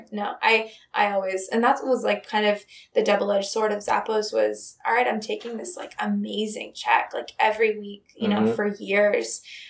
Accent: Minnesota, United States; moved away; I was from Minnesota

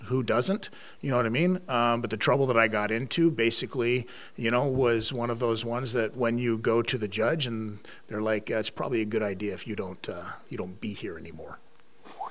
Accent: Las Vegas, Nevada, United States; moved away; also born or lived in Canada; I growing up in Las Vegas, Nevada

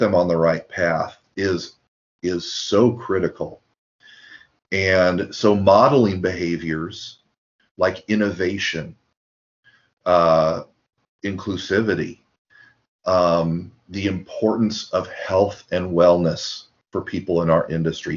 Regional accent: Lincoln, Nebraska, United States; now in Davis, United States; as a kid growing up in Lincoln, Nebraska

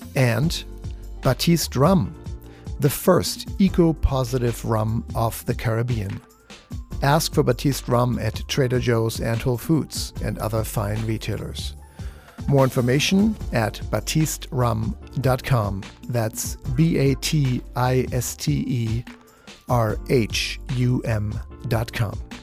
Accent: Germany; moved away; the foods that I'm used to from Germany

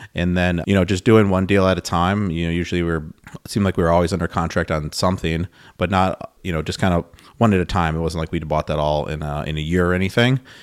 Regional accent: Milwaukee, Wisconsin, United States; I'm from Wisconsin. I grew up in the Milwaukee area.

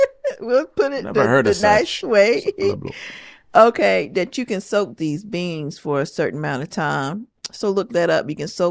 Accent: the South, United States; Yeah, guys, I am straight up from the South, okay?

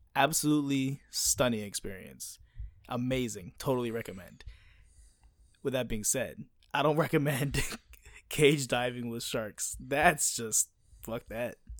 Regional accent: United States; moved away; I'm an American and I grew up on baseball

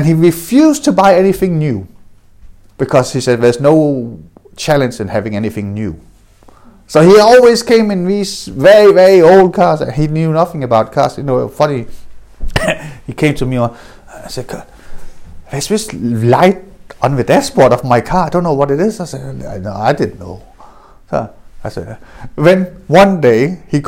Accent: Denmark; I was adopted, I grew up in Denmark

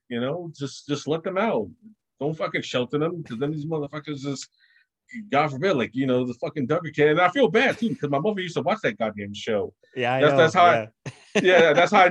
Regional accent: New York City, New York, United States; I grew up in Brooklyn

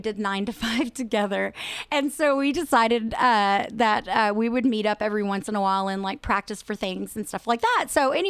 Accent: Brownwood, Texas, United States; also born or lived in Austin; I am actually from Brownwood, which is really amazing because, I mean, number one, Brownwood is amazing. It's one of the best places, I think, that you can live and grow up. So I have been here most of my life. I left for a little while to go to UT and graduated from UT.

